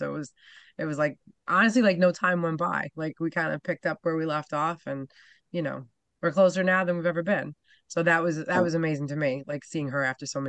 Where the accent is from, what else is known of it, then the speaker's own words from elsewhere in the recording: New York, United States; And I'm from New York, so that one works for me.